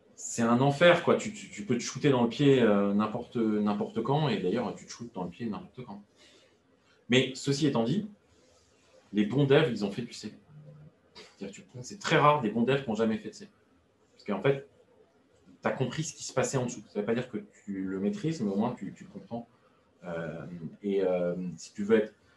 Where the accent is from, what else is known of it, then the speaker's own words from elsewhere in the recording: France; je suis français